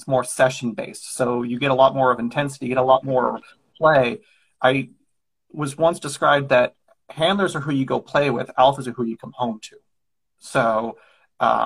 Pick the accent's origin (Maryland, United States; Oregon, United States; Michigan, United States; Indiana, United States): Oregon, United States; Central; I come from Central Oregon out in the middle of the boondocks